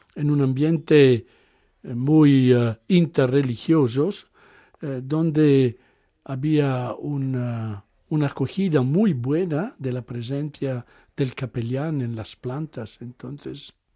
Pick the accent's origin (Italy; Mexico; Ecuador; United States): Italy; Spanish is a second language; moved away; yo soy italiano, hablo el inglés como hablo el español